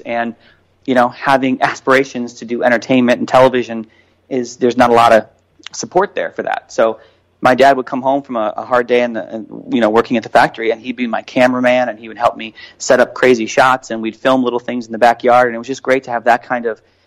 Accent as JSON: {"language": "English", "town": "Chicago", "region": "Illinois", "country": "United States", "tie": "born or raised there", "said": "I grew up in Chicago"}